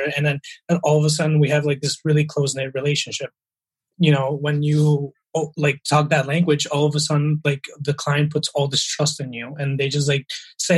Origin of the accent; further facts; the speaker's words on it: Minneapolis, Minnesota, United States; first language Spanish; English is a second language; moved away as an adult; also born or lived in Bogota, Colombia / Milwaukee, Wisconsin / New York City; now in Canada; I grew up in Minneapolis after moving from Columbia